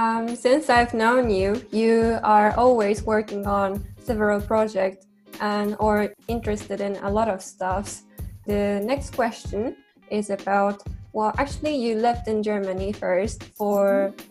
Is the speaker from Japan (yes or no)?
yes; Japan; moved away; I'm also from Japan